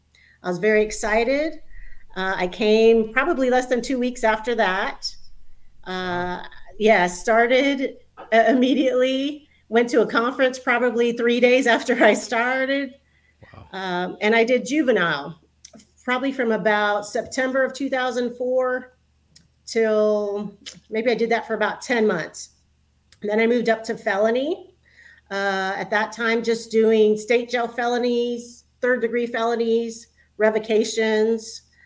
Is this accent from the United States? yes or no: yes; San Antonio, Texas, United States; also born or lived in Houston, Texas; I'm originally from San Antonio. I went to high school there, grew up there, graduated from St. Mary's University in 1996